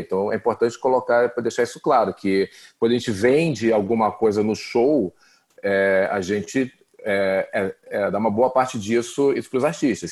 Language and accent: Portuguese; Brazil; Eu sou brasileiro